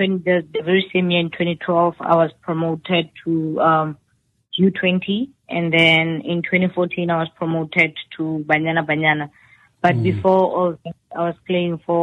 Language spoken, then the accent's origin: English; Randfontein, Gauteng, South Africa; moved away as an adult; now in United States; I'm from a small township called Mohlakeng, and it's in the town of Randfontein in the Rand West.